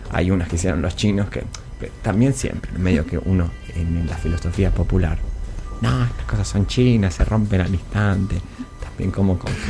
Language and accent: Spanish; Buenos Aires Province, Argentina; En, eh, un, en, el conurbano, de donde soy oriundo, pincho una goma.